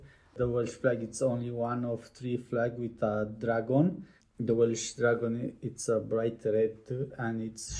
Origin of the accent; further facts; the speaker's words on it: Romania; English is a second language; now in Wales, United Kingdom; I'm from Romania.